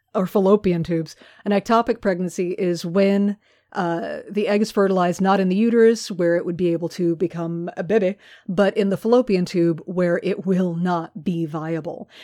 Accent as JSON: {"language": "English", "country": "United States", "tie": "born or raised there", "said": "growing up in America"}